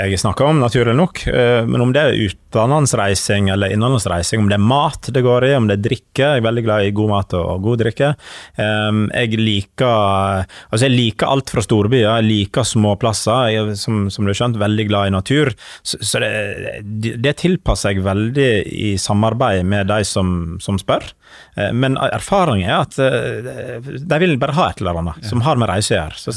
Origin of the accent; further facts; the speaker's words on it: Western Norway, Norway; Selv om jeg er fra, fra Vestlandet, så jo da, Vestlandet er, er helt eventyrlig flott, altså.